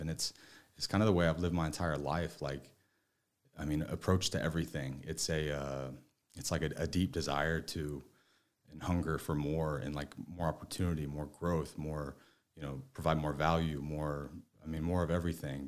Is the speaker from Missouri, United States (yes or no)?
yes; northeast Missouri, United States; now in Dallas, United States; I ended up growing up on, like, a three thousand acre farm in, like, northeast Missouri.